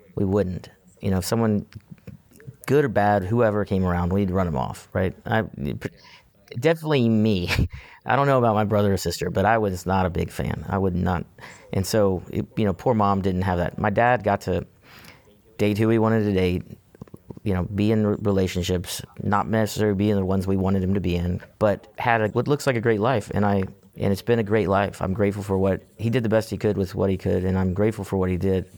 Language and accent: English; Houston, Texas, United States; So I was born and raised here in Houston, Texas. Uh, grew up inside the loop.